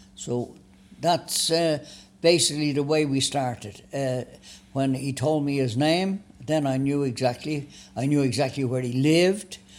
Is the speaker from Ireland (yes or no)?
yes; Dublin, Leinster, Ireland; born or raised there; moved away; also born or lived in Florida